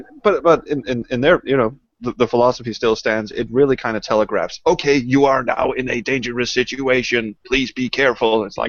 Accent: Denmark; English is a second language; Well, it was you know, Denmark being a very small country, but there was a very nice little LAN

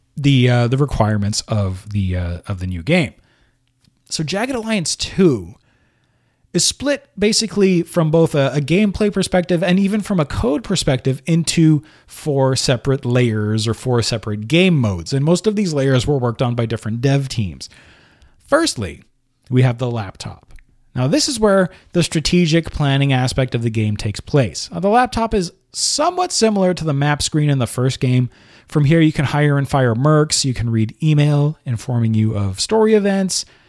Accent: Montreal, Quebec, Canada; located in Montreal, Canada, my hometown

